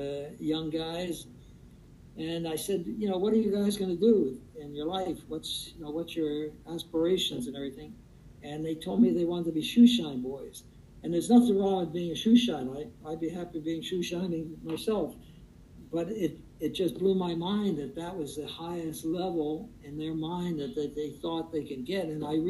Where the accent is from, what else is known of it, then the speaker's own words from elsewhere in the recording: Perth Amboy, New Jersey, United States; now in California, United States; my roots are in that Perth Amboy, and that is, in one sense, it's my hometown, but, you know, California is where I live.